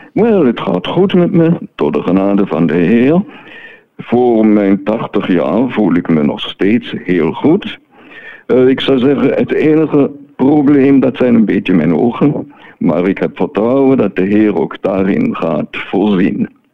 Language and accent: Dutch; Neuhausen am Rheinfall, Schaffhausen, Switzerland; moved away as an adult; also born or lived in Martinique / Belgium / Germany; now in France; ik ben geboren en getogen in Neuhausen am Rijnveld, dus op de Rijn.